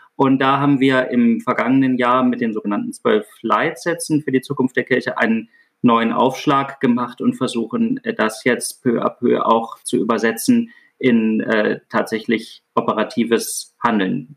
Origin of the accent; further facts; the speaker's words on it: Baden-Württemberg, Germany; Ich komme aus Süddeutschland, aus Württemberg. Ich wohne hier nach wie vor im ländlichen Raum